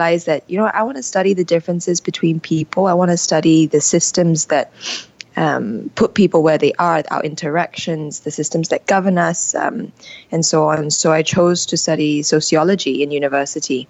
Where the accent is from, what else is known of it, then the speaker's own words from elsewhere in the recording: Singapore; moved away as an adult; Growing up in Singapore, which is this little red dot, a tiny island in Asia